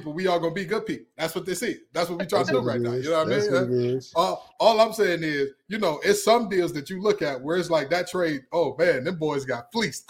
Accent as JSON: {"language": "English", "town": "Detroit", "region": "Michigan", "country": "United States", "said": "I'm from Detroit"}